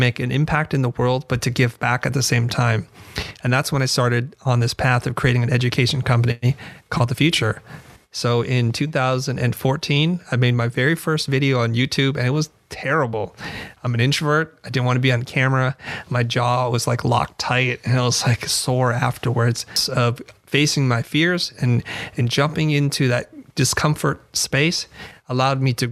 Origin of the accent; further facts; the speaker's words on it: Silicon Valley, California, United States; also born or lived in Vietnam; I came to the United States in 1975 and we're refugees from Vietnam because of communism. And I grew up in the suburbs in Silicon Valley